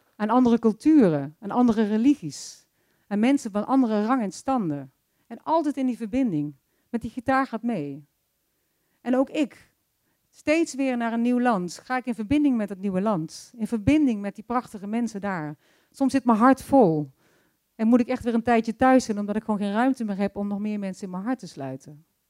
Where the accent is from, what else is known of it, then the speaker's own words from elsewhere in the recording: Wintelre, North Brabant, Netherlands; moved away as an adult; also born or lived in United States / Brazil; Ik ben geboren in Wintelree, een klein Brabants dorpje, een katholiek Brabants dorpje, waar ik fijn opgroeide met mijn ouders en mijn broer